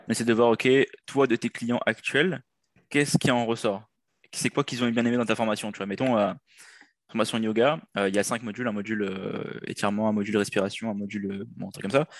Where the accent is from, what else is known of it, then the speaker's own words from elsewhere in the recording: Réunion; moved away as an adult; now in Quebec, Canada; je viens de l'île de la Réunion